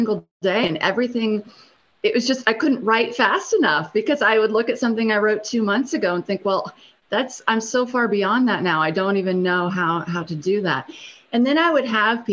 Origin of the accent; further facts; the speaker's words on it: Ohio, United States; moved away as an adult; also born or lived in Cambodia; now in Columbia, United States; I'm down here in South Carolina, and I'm from Ohio